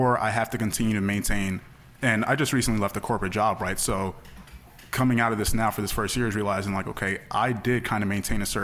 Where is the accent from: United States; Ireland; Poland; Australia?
United States; the Poconos, Pennsylvania; born or raised there